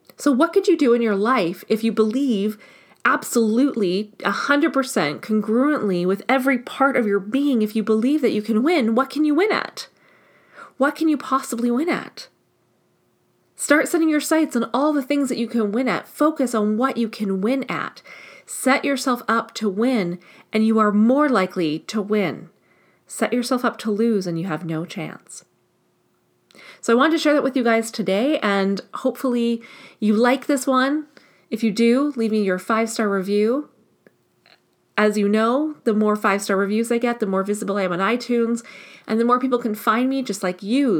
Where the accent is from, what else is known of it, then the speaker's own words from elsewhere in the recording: Canada; I'm Canadian